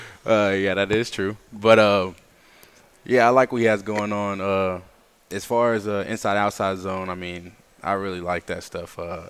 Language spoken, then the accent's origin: English; Atlanta, Georgia, United States; moved away; I'm from Atlanta.